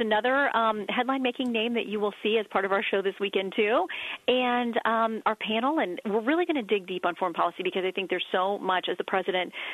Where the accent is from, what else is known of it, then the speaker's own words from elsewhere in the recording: Tallahassee, Florida, United States; moved away; I'm some kid from Tallahassee who wore hand-me-downs.